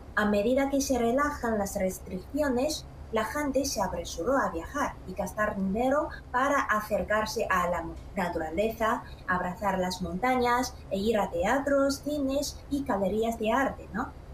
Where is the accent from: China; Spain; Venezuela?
China; Xi'an, Shaanxi; mi pueblo ciudad Xi'an